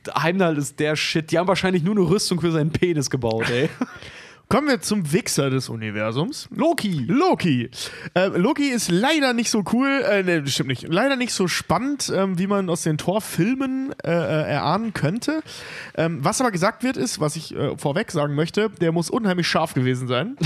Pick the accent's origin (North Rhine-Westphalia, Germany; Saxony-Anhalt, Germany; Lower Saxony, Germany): North Rhine-Westphalia, Germany; in den unteren Niederrhein-Regionen, also sprich meiner Heimat